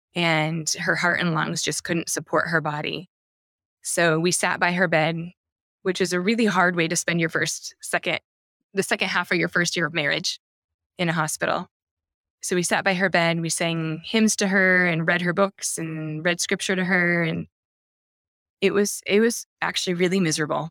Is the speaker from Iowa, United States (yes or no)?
yes; Iowa, United States; I'm from Iowa